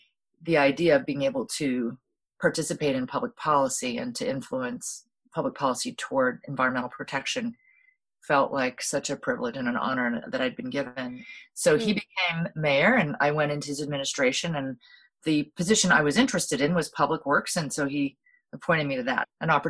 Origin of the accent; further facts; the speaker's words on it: Hawaii, United States; what really became very apparent to me, particularly through, you know, growing up in Hawaii and seeing how the whole system was working